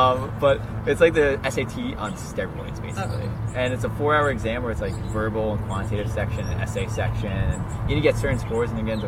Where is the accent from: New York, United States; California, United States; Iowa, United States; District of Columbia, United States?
New York, United States; Long Island; we are from Long Island, too.